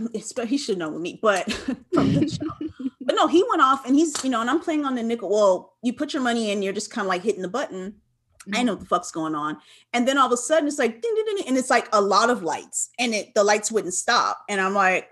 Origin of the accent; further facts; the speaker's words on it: Los Angeles, California, United States; I'm from California. I'm from